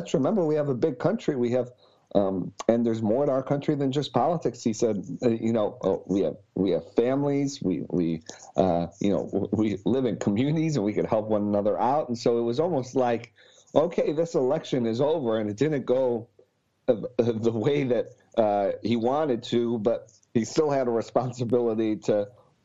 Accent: Buffalo, New York, United States; also born or lived in Washington, D.C. area; now in Arlington, Virginia, United States; from Buffalo, New York, proud Buffalonian

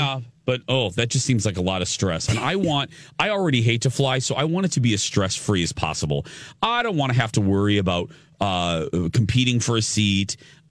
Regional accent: Indiana, United States; moved away; also born or lived in Chicagoland area; Because we had an Aldi growing up in Indiana

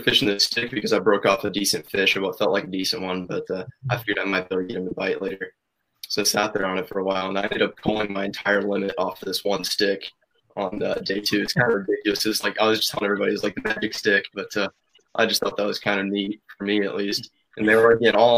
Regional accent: Indiana, United States; we're all from Indiana

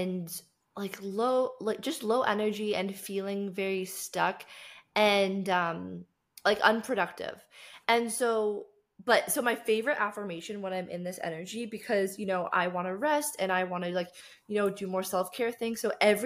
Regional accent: Canada; moved away as an adult; now in Cape Town, South Africa; So I grew up in Canada and I grew up in a very small town

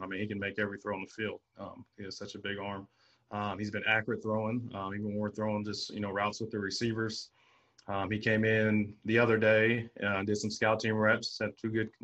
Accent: San Diego, California, United States; me growing up in San Diego

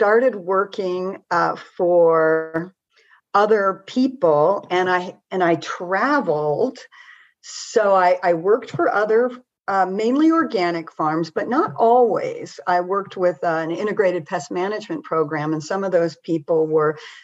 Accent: Montana, United States; I grew up in Montana

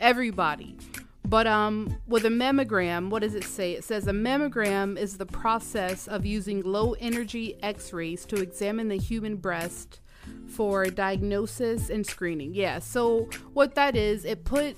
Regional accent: Georgia, United States; I'm from Georgia. I went to school in Georgia.

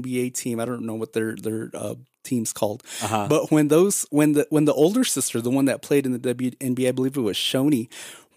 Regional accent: Arizona, United States; We're born and raised in Arizona.

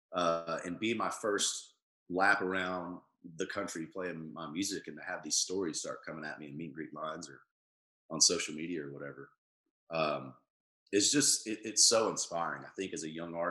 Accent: Tullahoma, Tennessee, United States; my hometown of Tullahoma

